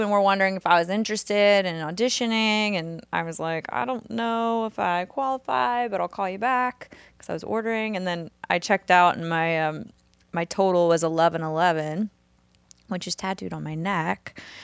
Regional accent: New Orleans, Louisiana, United States; moved away as an adult; now in Nashville, United States; grew up in New Orleans, mostly Southern Louisiana, I moved to Nashville

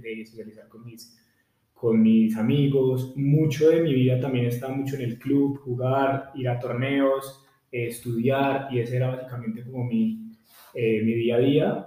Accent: Pereira, Risaralda, Colombia; yo soy de Pereira

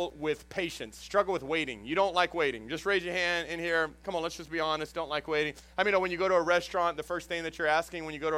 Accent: Houston, Texas, United States; also born or lived in Dallas area, Texas; now in Jennings, United States; I came from Houston. That's where I was originally from, and the Dallas area

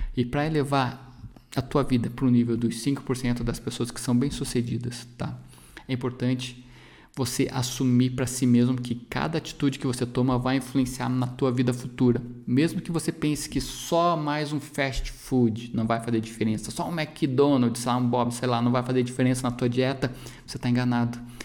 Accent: Brazil; A nossa população aqui no Brasil

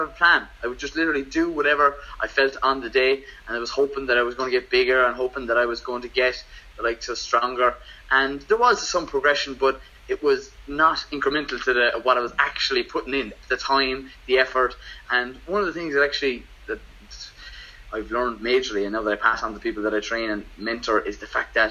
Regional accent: Waterford, Munster, Ireland; moved away; I'm from Waterford originally

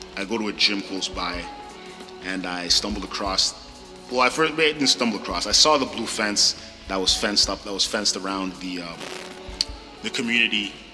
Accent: Ottawa, Ontario, Canada; moved away as an adult; born and raised in South Ottawa

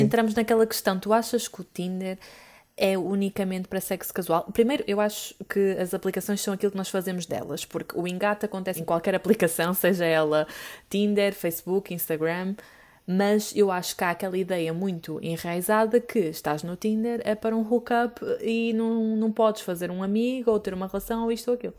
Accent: Porto, Norte, Portugal; eu sou do Porto

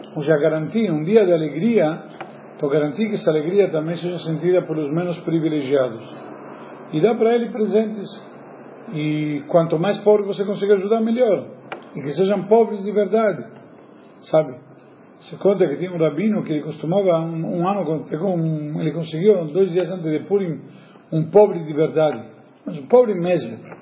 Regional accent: Argentina; como bom argentino

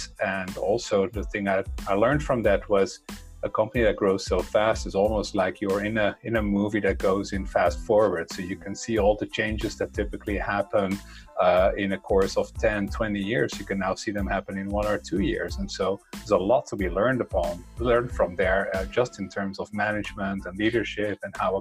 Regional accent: Netherlands; English is a second language; moved away as an adult; also born or lived in Brussels; I have a funny accent, and that's because I come from the Netherlands. That's where I was born. And, in the 70s and 80s, I grew up there.

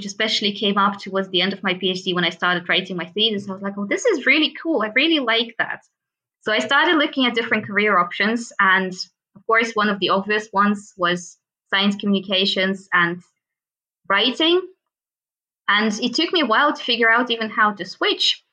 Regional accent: Russia; moved away as an adult; also born or lived in Moscow / Munich; I'm actually from Russia

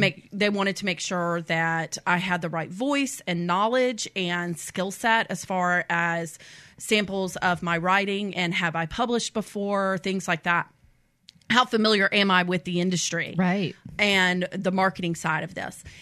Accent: Mobile Bay, Belle Fontaine, Alabama, United States; moved away as an adult; also born or lived in Columbia, South Carolina; I grew up on Mobile Bay

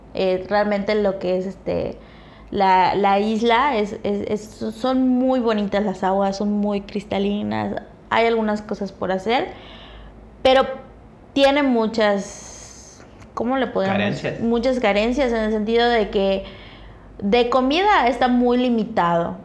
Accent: Chetumal, Quintana Roo, Mexico; de donde soy, ¿no? De Chetumal

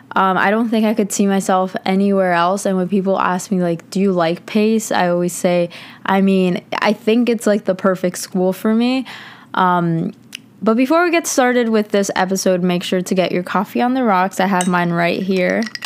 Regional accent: Connecticut, United States; moved away as an adult; now in New York City, United States; in Connecticut, where I'm from

